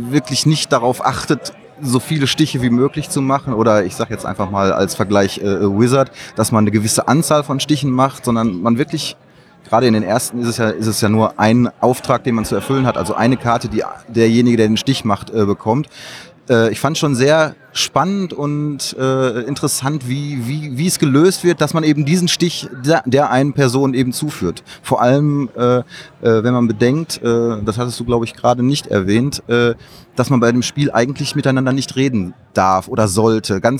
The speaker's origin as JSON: {"language": "German", "region": "North Rhine-Westphalia", "country": "Germany", "said": "Ich komme hier aus der Nähe, ich komme hier aus dem Ruhrgebiet."}